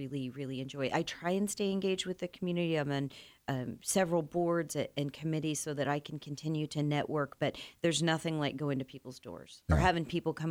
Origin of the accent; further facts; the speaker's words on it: Iowa, United States; now in Wichita, United States; I grew up in Iowa